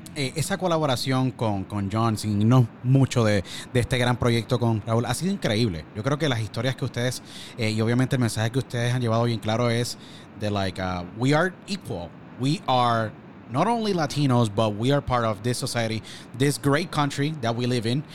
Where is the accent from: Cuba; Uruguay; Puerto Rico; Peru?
Puerto Rico; now in Pennsylvania, United States; Yo nací y me crié en Puerto Rico y por circunstancias de nuestro país tuve que emigrar